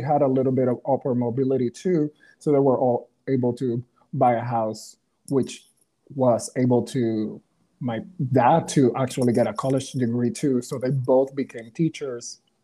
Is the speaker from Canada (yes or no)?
no; Ponce, Puerto Rico; English is a second language; moved away as an adult; also born or lived in Texas; I was born in Ponce, Puerto Rico.